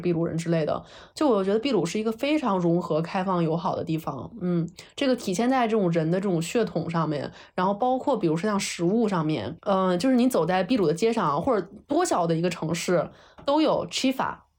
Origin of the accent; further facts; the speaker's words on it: China; also born or lived in Peru; 我是中国来的